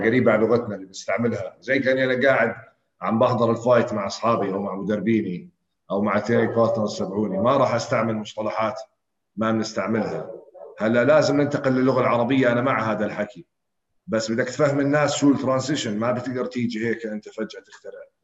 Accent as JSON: {"language": "Arabic", "town": "Naour", "region": "Amman Governorate", "country": "Jordan", "tie": "born or raised there", "said": "انا ربيت في ناعور"}